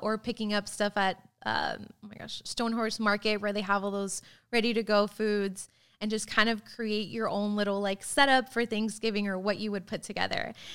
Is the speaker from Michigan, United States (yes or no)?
no; Florida, United States; now in Tulsa, United States; I grew up in Florida